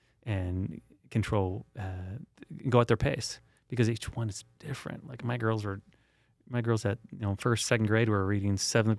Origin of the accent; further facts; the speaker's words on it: San Diego, California, United States; I grew up in San Diego, and there's nothing better than walking through salt water